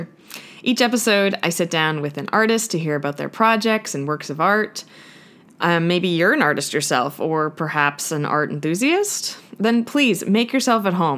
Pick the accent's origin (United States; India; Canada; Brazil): Canada; Ottawa, Ontario; now in Toronto, Canada; I'm back home in my hometown of Ottawa, which is the capital of Canada